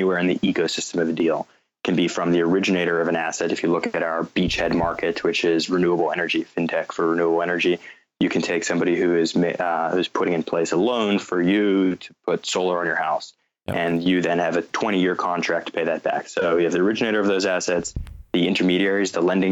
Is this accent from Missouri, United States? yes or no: no; North Carolina, United States; also born or lived in New York; I was coincidentally born in New York. My parents had just moved from South Africa, and I grew up in North Carolina